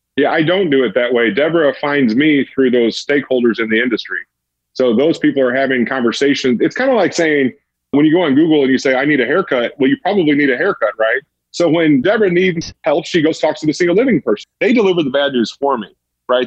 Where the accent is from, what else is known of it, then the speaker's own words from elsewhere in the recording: St. Louis, Missouri, United States; I'm from St. Louis